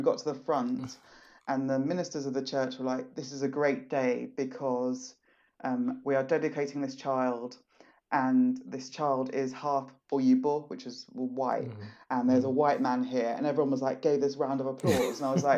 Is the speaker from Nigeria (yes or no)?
yes; Southeast, Nigeria; So I'm not just black, I'm from Nigeria. I'm not just Nigerian, I'm Igbo.